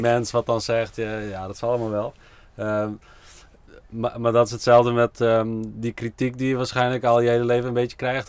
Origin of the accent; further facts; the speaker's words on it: Friesland, Netherlands; ik kom zelf uit Friesland